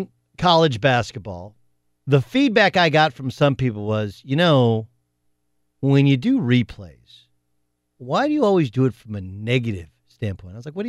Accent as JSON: {"language": "English", "region": "Southern California", "country": "United States", "tie": "born or raised there", "also_born_or_lived": "Indiana / Oklahoma", "moved": "yes", "said": "Whether it's growing up in Southern California, whether it's when I went to Notre Dame or how Notre Dame ended, or whether it's going to Oklahoma State."}